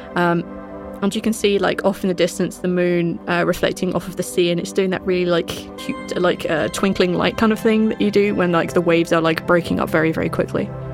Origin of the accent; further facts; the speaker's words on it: United Kingdom; I'm the British one.